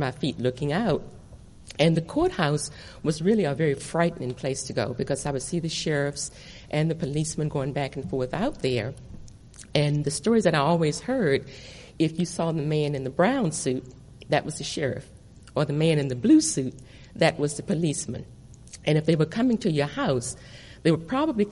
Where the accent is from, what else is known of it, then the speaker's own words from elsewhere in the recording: Nelson County, Virginia, United States; The county where I was born in Virginia is Nelson County